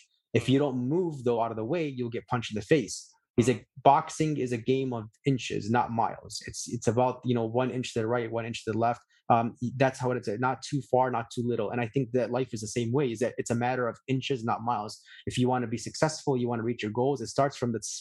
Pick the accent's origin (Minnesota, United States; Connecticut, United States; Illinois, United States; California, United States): Illinois, United States; Chicago; where I grew up in Chicago